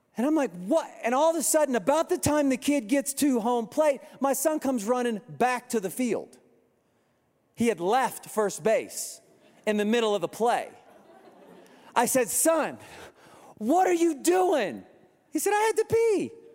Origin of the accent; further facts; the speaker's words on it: Kansas, United States; moved away; I'm from Kansas